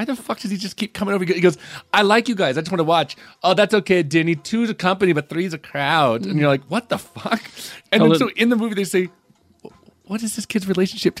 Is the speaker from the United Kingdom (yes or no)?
no; Baton Rouge, Louisiana, United States; I'm from Baton Rouge.